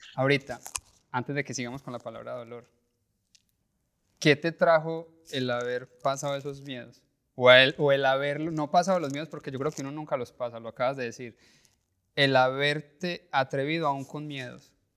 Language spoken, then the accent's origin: Spanish; Colombia; como colombianos y como latinos